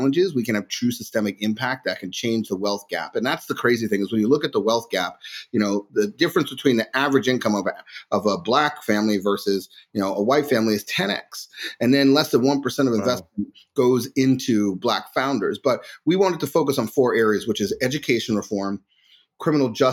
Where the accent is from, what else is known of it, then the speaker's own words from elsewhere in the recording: New York, United States; I was born in New York, born and raised